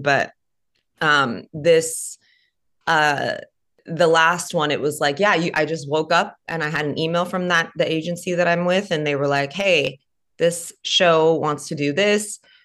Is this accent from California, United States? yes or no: yes; California, United States; moved away as an adult; now in Nashville, United States; moving back home to to my home state of California